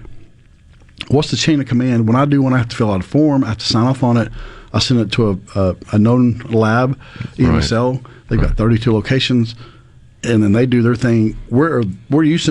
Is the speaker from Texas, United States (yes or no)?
yes; Texas, United States; now in Mississippi, United States; I'm from Texas, so I got to root for the home